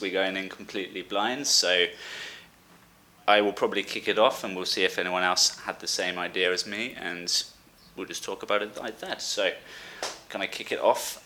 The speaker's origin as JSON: {"language": "English", "town": "Brighton", "region": "South East England", "country": "United Kingdom", "moved": "as an adult", "lives_now": "Valencia, Spain", "said": "I'm 24 from Brighton in England and now living in Valencia, Spain"}